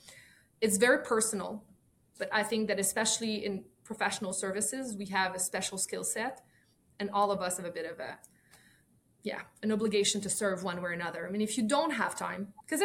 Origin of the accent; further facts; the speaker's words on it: Montreal, Quebec, Canada; first language French; English is a second language; my native language is French. I learned English very early in life, like many Montrealers, right? We're kind of, I guess, brought up with both